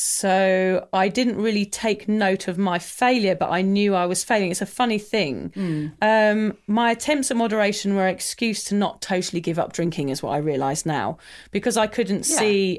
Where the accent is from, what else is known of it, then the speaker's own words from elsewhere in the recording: England, United Kingdom; I'm English